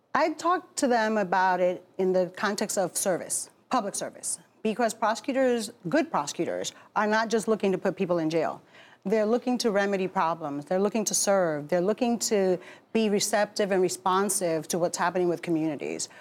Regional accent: Newark, New Jersey, United States; also born or lived in Bronx, New York; raised in Newark.

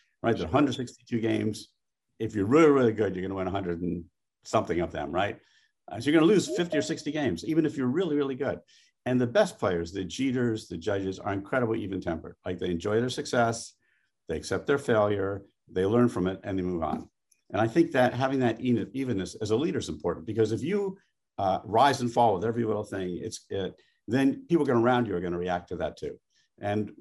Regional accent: New York, United States; I'm a New Yorker in everything except professional football

